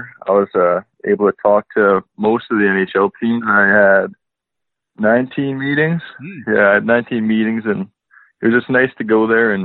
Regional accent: Leduc, Alberta, Canada; raised here

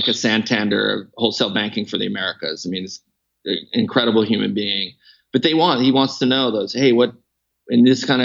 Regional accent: Canada; now in Lake Tahoe, United States; I grew up skiing when I was born in Canada.

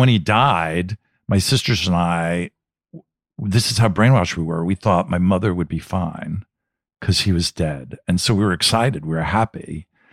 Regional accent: New Jersey, United States; moved away; I grew up in New Jersey

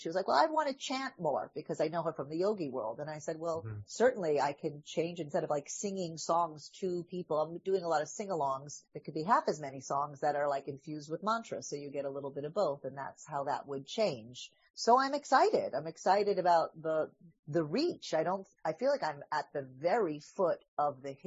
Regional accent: New York, United States; I'm a Jew from New York

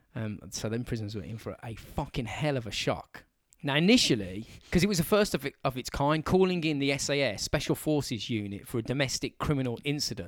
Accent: England, United Kingdom; we're English

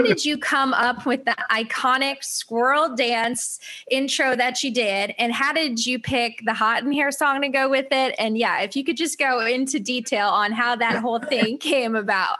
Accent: Howard County, Maryland, United States; I grew up in Howard County, Maryland

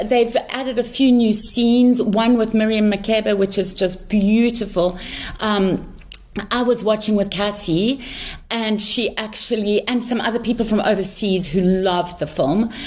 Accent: South Africa; as a South African

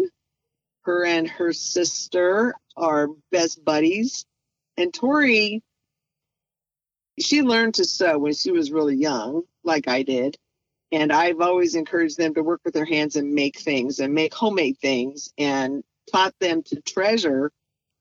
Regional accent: Delano, California, United States; also born or lived in Camp Pendleton, California; we moved to my dad's hometown, Delano, California. So I was born in California, raised in California, and I still live about 30 miles from that childhood home

